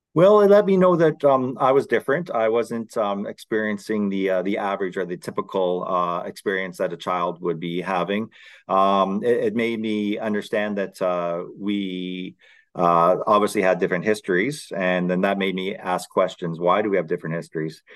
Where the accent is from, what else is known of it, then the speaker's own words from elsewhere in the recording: London, Ontario, Canada; I grew up in London, Ontario.